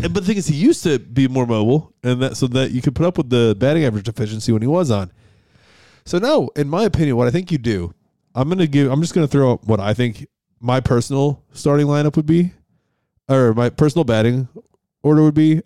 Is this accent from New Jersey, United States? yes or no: no; Rochester, New York, United States; moved away; growing up in Ro, uh, in Rochester.